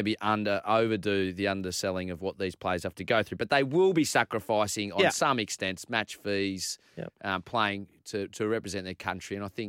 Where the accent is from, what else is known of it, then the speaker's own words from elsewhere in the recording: Malaysia; born there; I was born in Malaysia.